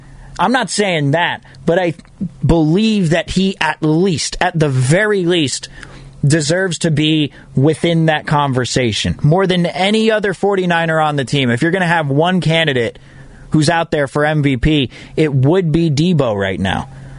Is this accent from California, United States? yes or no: yes; Fremont, California, United States; I'm from Fremont